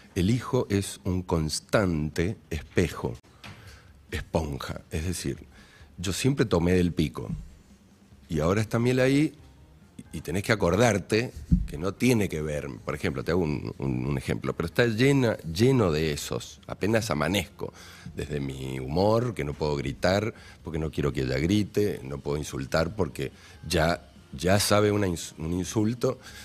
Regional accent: Maipú, Mendoza, Argentina; yo soy, primero que soy de Maipú, de Mendoza, me crié en la tierra, en baldíos

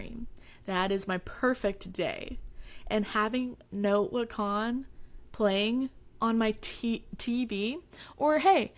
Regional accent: Texas, United States; I'm from Texas

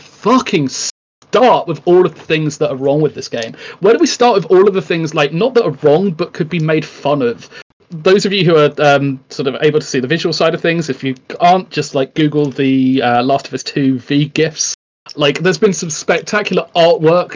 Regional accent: United Kingdom; I am famed, in inverted commas, for being the Brit who speaks his mind

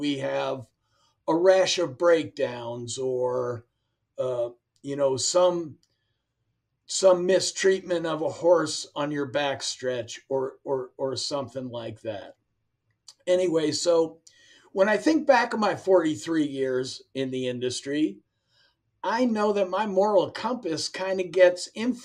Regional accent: Pittsburgh, Pennsylvania, United States; I'm from Pittsburgh, so my dad started taking me to Waterford Park when I was 9 or 10 years old

